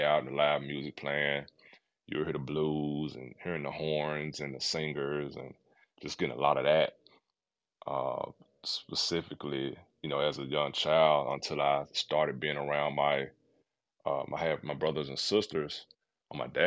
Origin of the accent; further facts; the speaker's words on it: Memphis, Tennessee, United States; I'm from Memphis